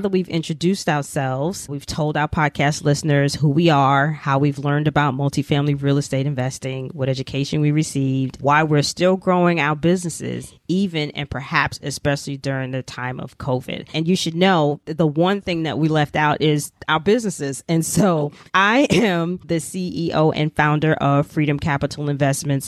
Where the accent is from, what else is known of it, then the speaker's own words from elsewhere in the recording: New York City, New York, United States; I'm a native New Yorker, born and raised in New York City, proud of it